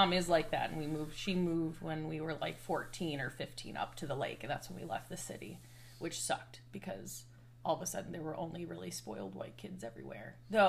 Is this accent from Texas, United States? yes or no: no; Dearborn, Michigan, United States; Dearborn, Michigan, right outside of Detroit.